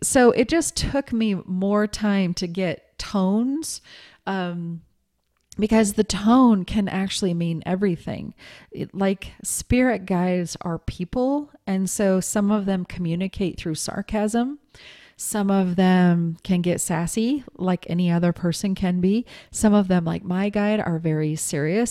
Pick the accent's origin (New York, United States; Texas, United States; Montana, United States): Montana, United States; growing up in Montana